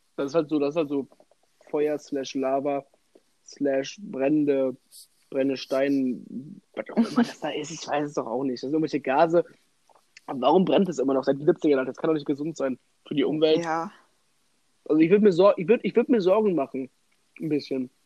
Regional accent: Germany; bei uns in Deutschland

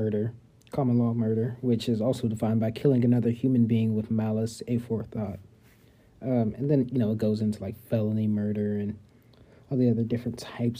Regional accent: Topeka, Kansas, United States; also born or lived in Colorado; I was born in Colorado, but I'm pretty much called Topeka my home.

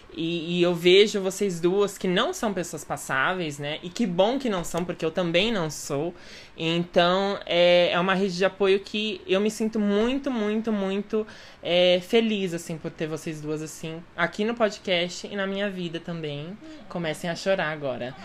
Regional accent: São Paulo, Brazil; nascida e crescida assim no centro de São Paulo

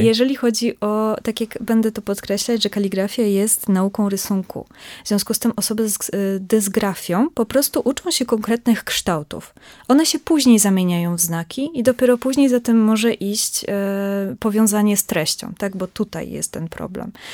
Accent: southern Greater Poland, Poland; ja pochodzę z bardzo małej miejscowości mhm. w południowej Wielkopolsce, w związku z tym mam bliżej do Wrocławia niż do Poznania

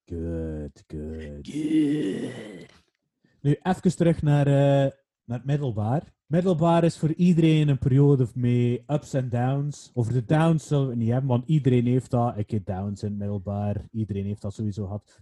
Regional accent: Waregem, Flanders, Belgium; Ik ben niet in Waregem geboren, maar wel opgegroeid.

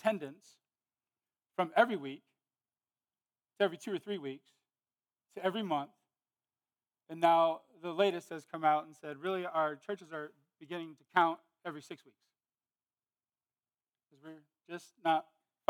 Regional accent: Modesto, California, United States; moved away; I was from California, Modesto.

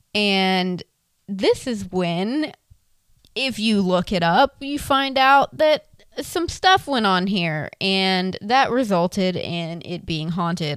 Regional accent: Florida, United States; I was born and raised in Florida

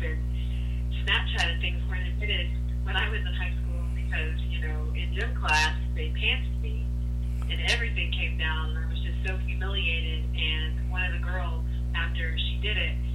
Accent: Greenville, South Carolina, United States; moved away as an adult; now in Charleston, United States; I'm originally from Greenville, South Carolina, and I moved to Charleston in college in 2006

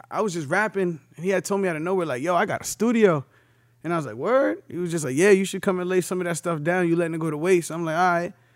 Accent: New London, Connecticut, United States; I'm coming from New London, Connecticut.

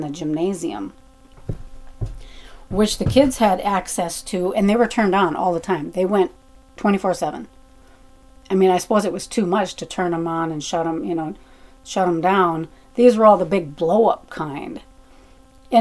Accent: Arizona, United States; moved away as an adult; It's my kind of my hometown type of thing

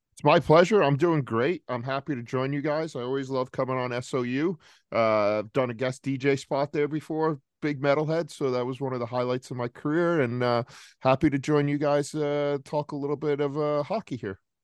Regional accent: Rhode Island, United States; moved away as an adult; also born or lived in New Jersey; growing up in Rhode Island

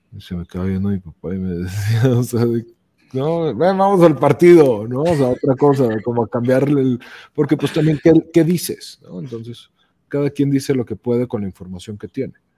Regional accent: León, Guanajuato, Mexico; also born or lived in Mexico City; yo soy de León, o sea, de aquí, de aquí al Real son cinco horas

